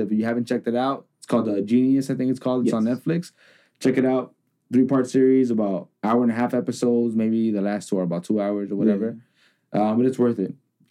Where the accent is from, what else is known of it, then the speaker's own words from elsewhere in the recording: Cudahy, California, United States; growing up in Cudahy